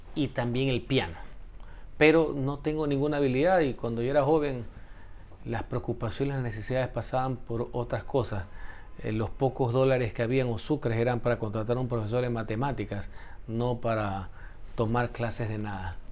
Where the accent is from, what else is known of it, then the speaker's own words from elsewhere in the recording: Guayaquil, Guayas, Ecuador; soy guayaquileño y tengo algo de calle